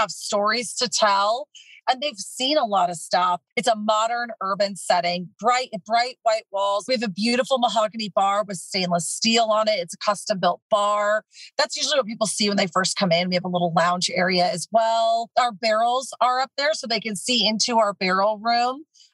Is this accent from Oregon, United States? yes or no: yes; Oregon, United States; growing up in Oregon